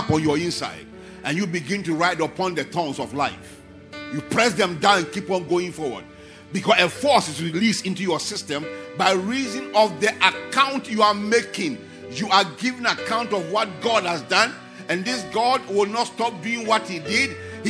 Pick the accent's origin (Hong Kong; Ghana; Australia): Ghana; moved away; And where my friend and I, the two of us, we left Ghana together, and we're in a 404 car.